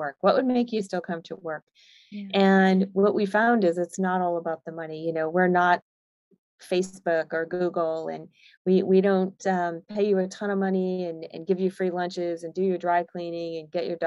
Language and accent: English; outside of Boston, Massachusetts, United States; moved away as an adult; now in Austin, United States; I grew up outside of Boston